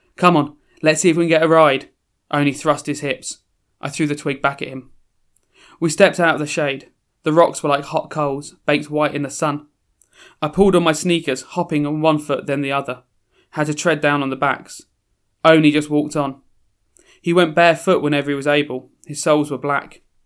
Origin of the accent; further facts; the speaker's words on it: London, United Kingdom; moved away as an adult; also born or lived in Croydon; now in Sheffield, United Kingdom; I'm from South London originally, uh, sort of born in Croydon in South London, and then, uh, as a lot of families did, as, you know, parents sort of started doing better economically, moved slowly out of South and South and South